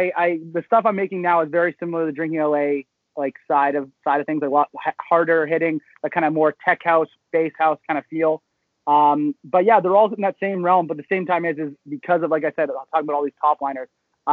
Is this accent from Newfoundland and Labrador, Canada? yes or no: no; Georgetown, Ontario, Canada; also born or lived in Sudbury, Ontario; now in Toronto, Canada; I grew up in Georgetown, and then but I went to a school in Sudbury